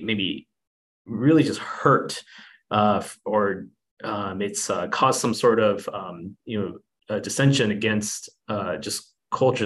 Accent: United States; as an Asian American

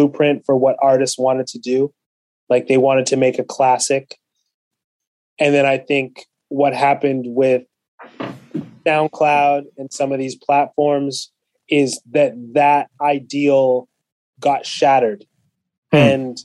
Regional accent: London, Ontario, Canada; also born or lived in Kenya; my hometown of London, Ontario

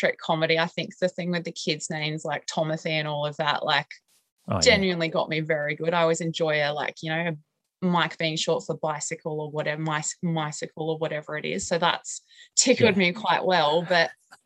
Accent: Queensland, Australia; now in Sydney, Australia; I am actually a Queenslander myself, but I mistakenly moved to Sydney

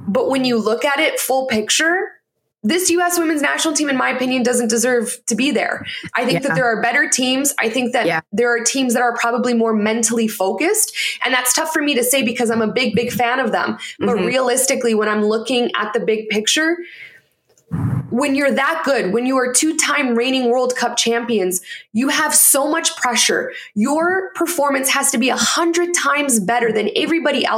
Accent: Canada; moved away; also born or lived in United States; I'm Canadian

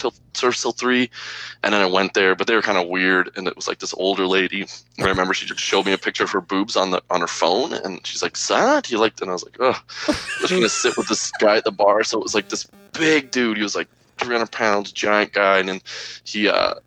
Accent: Calgary, Alberta, Canada; I was like born and raised in Alberta, never like in Calgary

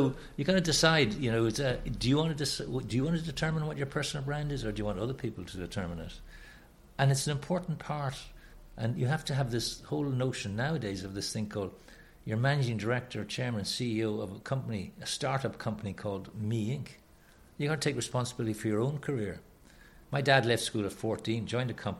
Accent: Ireland

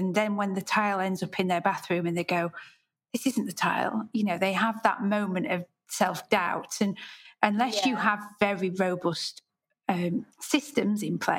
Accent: United Kingdom; So as a British designer, I have many times explored platforms that are designed for international markets.

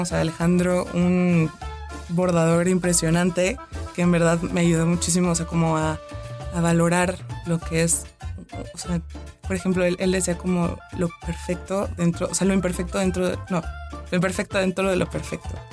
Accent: Mexico; nosotros mismos como mexicanos

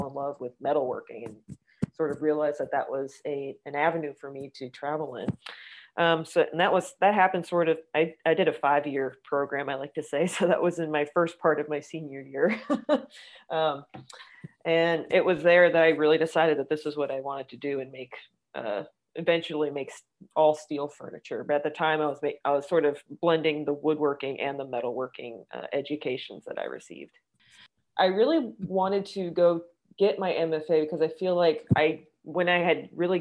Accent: New York City, New York, United States; I was born and raised in Manhattan

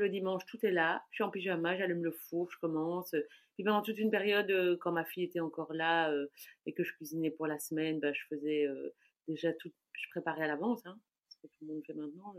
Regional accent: Brussels, Brussels-Capital Region, Belgium; je suis bruxelloise, née à Bruxelles, de parents étrangers, mais née à Bruxelles il y a déjà donc 47 ans

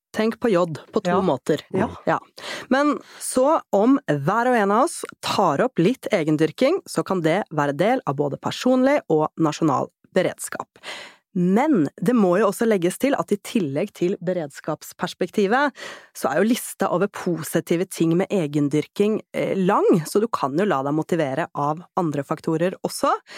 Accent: Oslo, Norway; Jeg vokste opp i Oslo

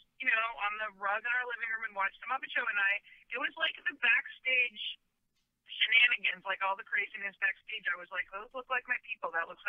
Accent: Freehold, New Jersey, United States; It is Freehold to be exact.

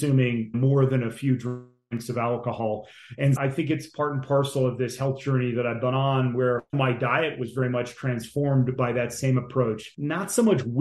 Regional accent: Northern New Jersey, United States; moved away as an adult; also born or lived in Vermont; I grew up in Northern New Jersey outside New York City

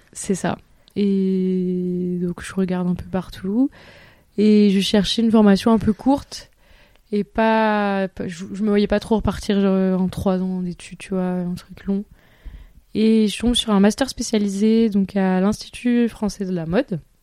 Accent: Toulouse, Occitania, France; moved away as an adult; also born or lived in Bordeaux / Paris; j'étais de Toulouse

